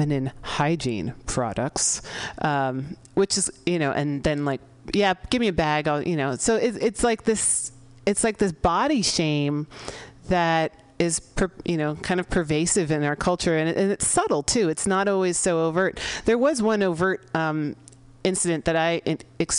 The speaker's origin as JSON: {"language": "English", "town": "San Francisco", "region": "California", "country": "United States", "tie": "born or raised there", "said": "in the Mission District of San Francisco, my hometown"}